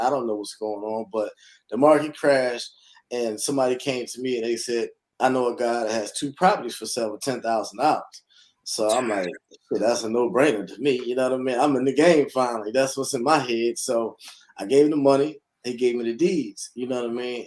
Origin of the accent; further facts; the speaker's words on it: Philadelphia, Pennsylvania, United States; moved away; born and raised in Philadelphia, North Philadelphia to be exact